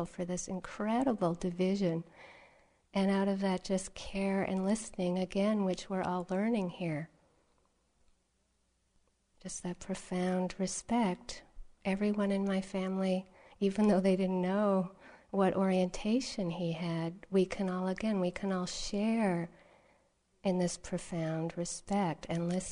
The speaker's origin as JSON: {"language": "English", "region": "Massachusetts", "country": "United States", "tie": "born or raised there", "said": "I grew up here in Massachusetts"}